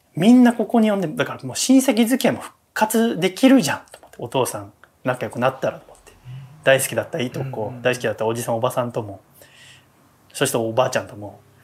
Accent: Yokohama, Kanagawa, Japan; 私は神奈川の横浜出身なんだけど

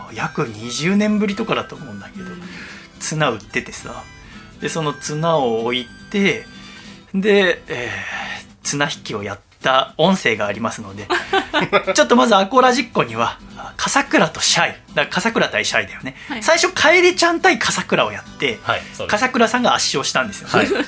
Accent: Yokohama, Kanagawa, Japan; 東戸塚の私の実家

